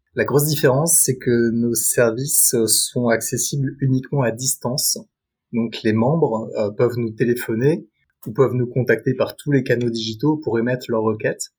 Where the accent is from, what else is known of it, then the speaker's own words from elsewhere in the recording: Paris suburbs, Île-de-France, France; also born or lived in New York; j'ai grandi en banlieue parisienne